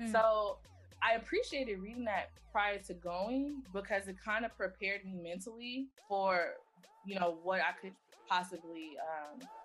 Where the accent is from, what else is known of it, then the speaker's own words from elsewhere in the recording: Houston, Texas, United States; also born or lived in Minneapolis / Los Angeles; So I was born in Minneapolis. Um, I started grade mm-hmm. school out in LA, uh, Los Angeles. Um, we moved back and forth between the states before moving to Houston when I was 10. So from 10 on into adulthood and me uh, finishing undergrad, I was in Texas.